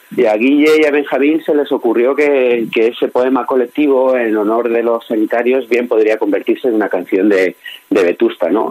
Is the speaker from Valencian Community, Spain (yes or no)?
yes; Alicante, Valencian Community, Spain; como alicantino